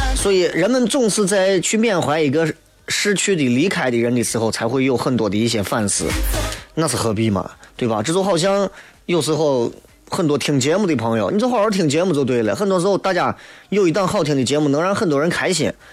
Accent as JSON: {"language": "Chinese", "region": "Shaanxi", "country": "China", "said": "我是陕西人"}